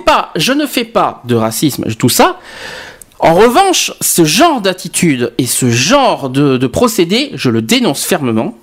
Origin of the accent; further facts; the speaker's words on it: Bordeaux, Nouvelle-Aquitaine, France; quand j'étais petit, à Bordeaux